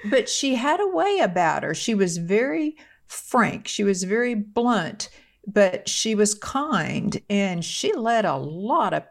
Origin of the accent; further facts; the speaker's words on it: Dallas, Texas, United States; accent: New York; Well, I have lost every bit of my New York accent.